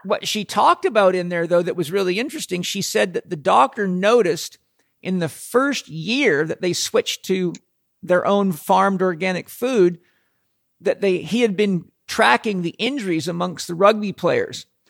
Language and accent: English; Southern California, United States; we come from Southern California